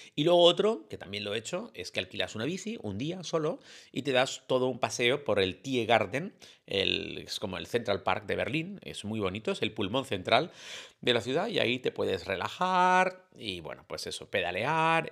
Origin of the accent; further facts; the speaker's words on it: Canary Islands, Spain; en mi tierra